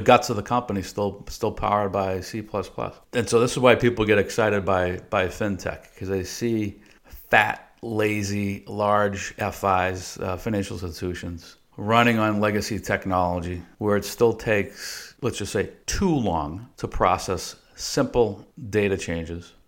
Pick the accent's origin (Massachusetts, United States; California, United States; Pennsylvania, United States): Massachusetts, United States; Boston; moved away as an adult; also born or lived in Dallas, Texas; We're originally from the Boston area, sort of born and raised there